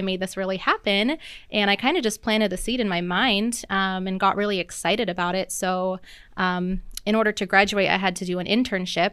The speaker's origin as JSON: {"language": "English", "town": "Seattle", "region": "Washington", "country": "United States", "moved": "as an adult", "lives_now": "Oregon, United States", "said": "I've lived in Oregon for about twelve years now, um, but I'm originally from the Seattle area"}